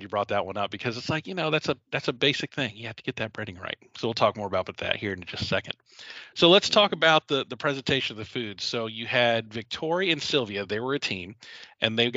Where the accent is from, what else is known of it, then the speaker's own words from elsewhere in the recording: Philippines; Um, I'm a Filipino.